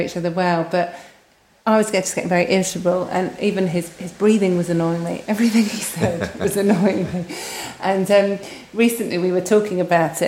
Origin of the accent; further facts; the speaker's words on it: United Kingdom; we're very British